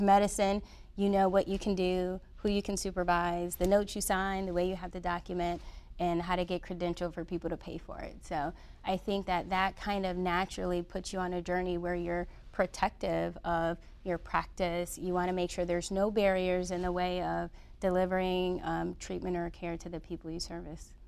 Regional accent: Detroit, Michigan, United States; So I was born and raised in Detroit, Michigan.

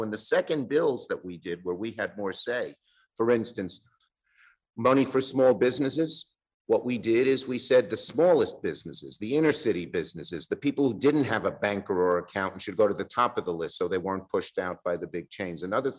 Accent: Brooklyn, New York, United States; You know, Brooklyn was a great place. My father was an exterminator, you know, never went to college. And it was a working class community.

